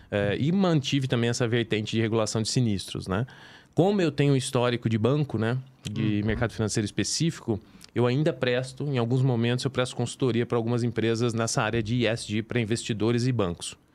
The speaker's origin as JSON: {"language": "Portuguese", "town": "São Joaquim da Barra", "region": "São Paulo", "country": "Brazil", "moved": "as an adult", "said": "sou do interior de São Paulo, né?"}